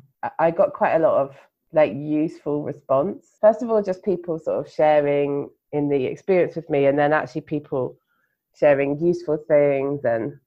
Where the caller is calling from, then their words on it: Gujarat, India; And tonight I'm podcasting from Gujarat in India, but I normally live in London in the UK.